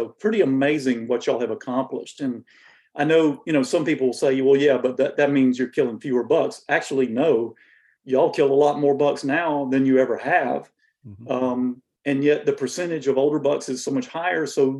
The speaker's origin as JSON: {"language": "English", "region": "Georgia", "country": "United States", "tie": "born or raised there", "said": "I live in Georgia, and I'm a native Georgian. So happy that I have not had to leave my home state to pursue this career."}